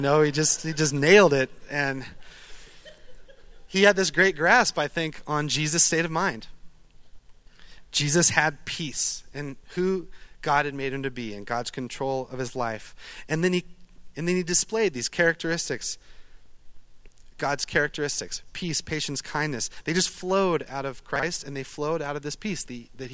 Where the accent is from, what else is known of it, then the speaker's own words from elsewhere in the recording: Eugene, Oregon, United States; I'm from Eugene, Oregon. I'm a duck.